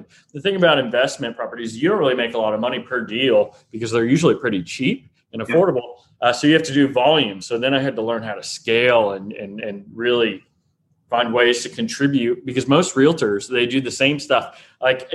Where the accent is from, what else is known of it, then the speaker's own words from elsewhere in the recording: Ohio, United States; moved away as an adult; also born or lived in Iowa / Florida / Ecuador; now in Louisville, United States; I'm from Ohio